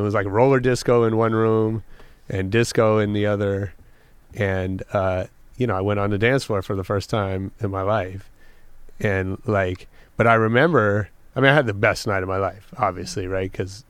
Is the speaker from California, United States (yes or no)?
yes; San Francisco, California, United States; I grew up in San Francisco, but this was out in the Bay Area.